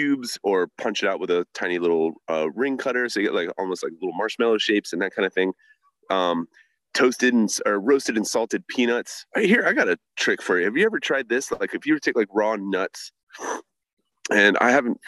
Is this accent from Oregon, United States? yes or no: no; Virginia Beach, Virginia, United States; also born or lived in New York; I was born in New York, but I grew up in Virginia Beach